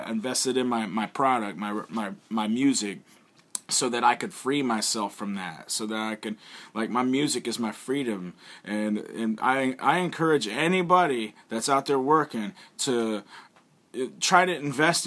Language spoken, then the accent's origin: English; Alabama, United States; moved away as an adult; now in Japan; I'm from Alabama, I'm a pro wrestler and a rapper